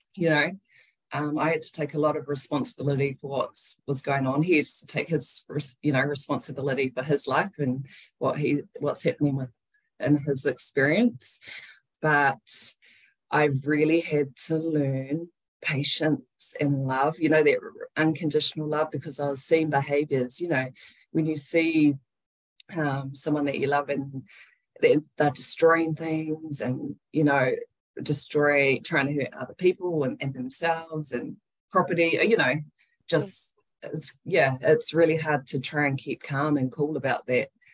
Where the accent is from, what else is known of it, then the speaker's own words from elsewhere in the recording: Wellington, New Zealand; moved away as an adult; now in Tauranga, New Zealand; we were raised in Wellington uh, with her. And then I'm currently living in Tauranga.